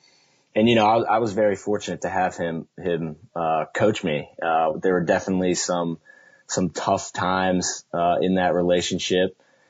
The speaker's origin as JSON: {"language": "English", "town": "Baltimore", "region": "Maryland", "country": "United States", "tie": "born or raised there", "moved": "yes", "lives_now": "North Carolina, United States", "said": "growing up in Baltimore was important for me because there, you know, lacrosse is such a big deal."}